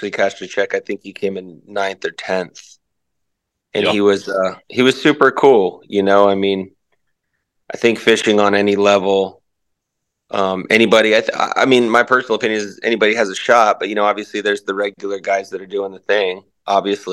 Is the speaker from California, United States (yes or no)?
no; Orlando, Florida, United States; I was born in Florida. I was born at Florida Hospital in Orlando Winter Park.